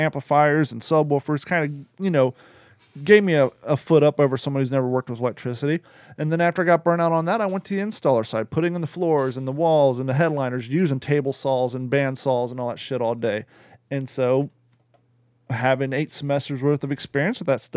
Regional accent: Kentucky, United States; Gordon and I grew up in Kentucky

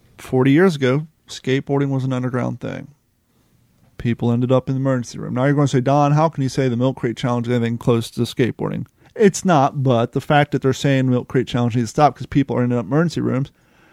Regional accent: Kentucky, United States; When we were young, especially growing up in Kentucky

